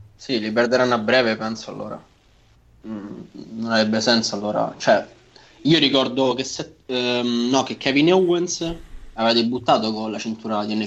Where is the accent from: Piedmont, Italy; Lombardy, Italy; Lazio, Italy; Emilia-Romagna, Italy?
Lazio, Italy; Nettuno; sono di Nettuno, cioè un, pa- no, un paesino no, una città poco fuori, poco fuori, 70 km fuori Roma